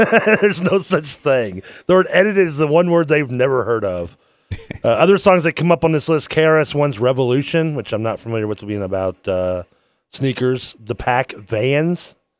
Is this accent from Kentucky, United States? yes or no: yes; Louisville, Kentucky, United States; I grew up in St. Matthews, man. That's the projects.